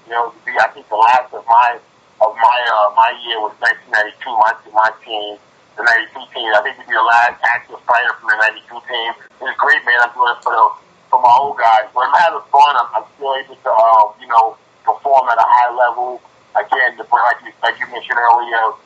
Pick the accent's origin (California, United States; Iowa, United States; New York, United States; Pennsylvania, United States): New York, United States; New York City; I grew up in Brooklyn.